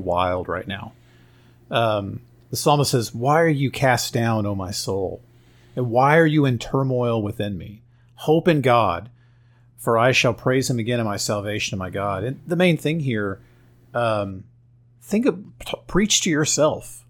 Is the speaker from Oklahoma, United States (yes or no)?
yes; Oklahoma, United States; I'm from Oklahoma